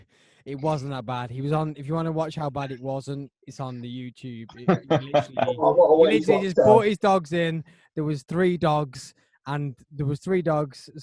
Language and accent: English; Tamworth, West Midlands, United Kingdom; also born or lived in Cornwall; I'm from Dordon, so I don't stick my finger out. Tamworth, born and bred. Well, born in Cornwall, lived in Tamworth.